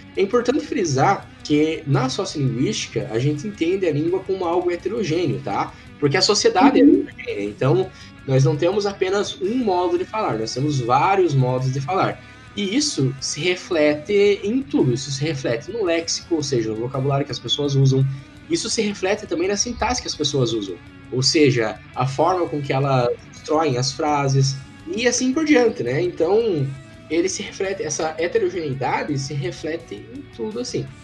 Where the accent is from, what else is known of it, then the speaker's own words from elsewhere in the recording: Castro, Paraná, Brazil; now in Ponta Grossa, Brazil; eu sou de Castro